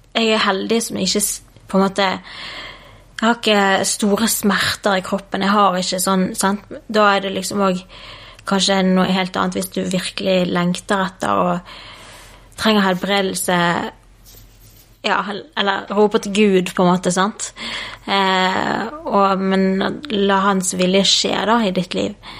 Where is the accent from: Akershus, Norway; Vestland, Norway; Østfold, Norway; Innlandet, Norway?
Vestland, Norway; Bergen; Jeg vokste opp i Bergen sammen med en eh, mamma og pappa og en lillesøster